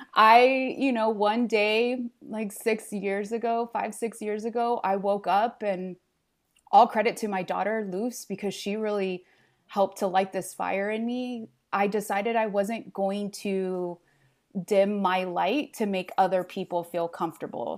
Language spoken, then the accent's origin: English; Los Angeles, California, United States; English is a second language; moved away as an adult; also born or lived in Santa Barbara; in Los Angeles, I w, grew up with this abundance of diversity and cultures